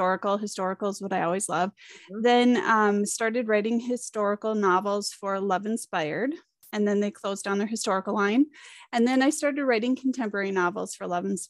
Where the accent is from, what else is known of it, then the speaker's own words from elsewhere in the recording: Minnesota, United States; growing up in Minnesota